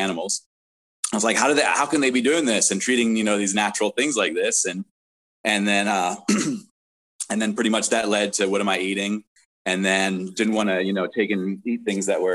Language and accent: English; New York, United States; also born or lived in South Africa / Florida; now in West Coast, United States; I was born in South Africa. I grew up in New York and then lived in Florida for a little while before coming out to the West Coast